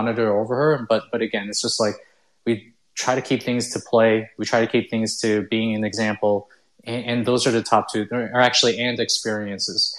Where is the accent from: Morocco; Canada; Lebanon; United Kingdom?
Canada; also born or lived in Philippines / United States; I was Chinese, born in the Philippines. Right after I was like 1 year old, I moved to the United States, and then we stayed there for about like a couple of years. We couldn't get a green card. Then we moved to like Canada.